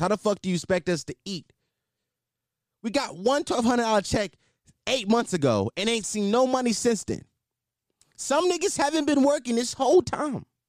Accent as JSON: {"language": "English", "town": "Philadelphia", "region": "Pennsylvania", "country": "United States", "said": "I'm not from Atlanta. I'm from Philly"}